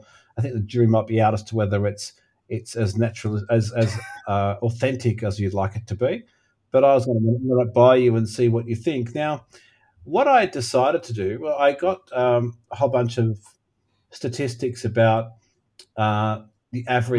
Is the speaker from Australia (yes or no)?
yes; Australia; accent: Australian; I can do a passable Australian accent being an Australian.